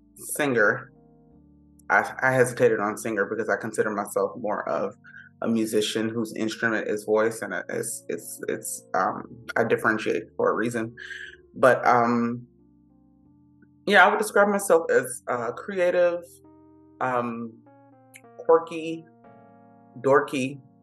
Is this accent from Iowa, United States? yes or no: no; Miami, Florida, United States; first language English; moved away as an adult; now in Los Angeles, United States; I grew up in Miami